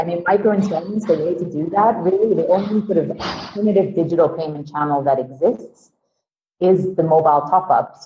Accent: Sweden; moved away; also born or lived in London; I'm originally from Sweden

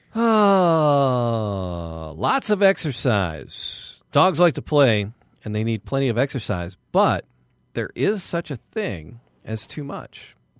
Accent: Midwest, United States; We're from the Midwest

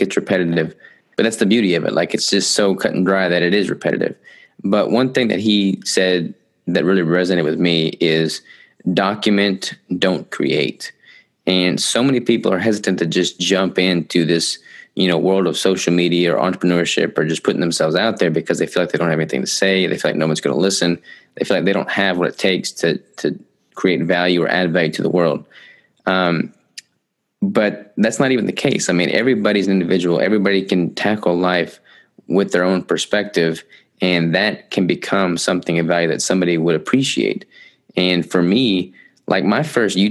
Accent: Arkansas, United States; I'm from Arkansas.

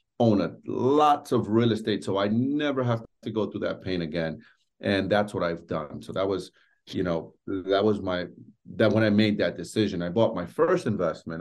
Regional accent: New York City, New York, United States; I grew up in New York City, born and raised in Washington Heights

